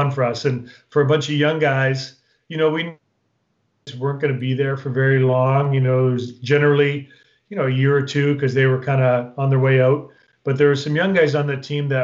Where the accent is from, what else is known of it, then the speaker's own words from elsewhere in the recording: Sault Ste. Marie, Ontario, Canada; moved away as an adult; also born or lived in San Jose, California; I was a kid from Sault Ste. Marie, Ontario, small town in northern Ontario